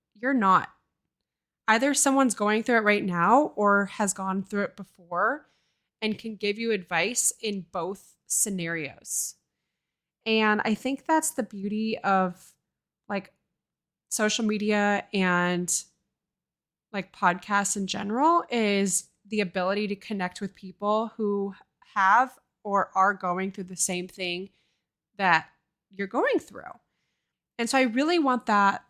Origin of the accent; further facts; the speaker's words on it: Oakland, California, United States; now in Seattle, United States; I grew up in Oakland, California.